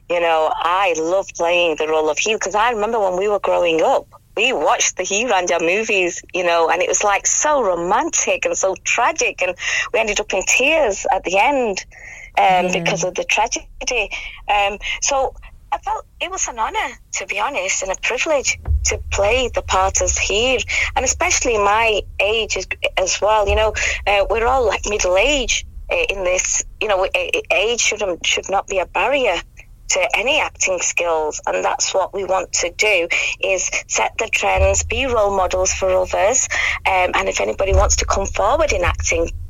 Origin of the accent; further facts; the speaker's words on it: United Kingdom; first language English; I'm British born, so my first language, I know a lot of people do say it's I've Savile Punjabi, but my first language is English. Um, and um, my family, joint family system, um, came, we, we traditionally speak Punjabi. Urdu is self taught, self learned.